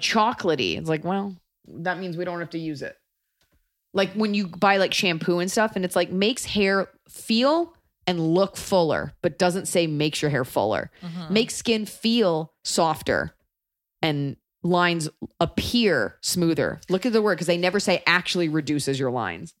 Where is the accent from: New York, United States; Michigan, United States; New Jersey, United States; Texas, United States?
Texas, United States; growing up in Texas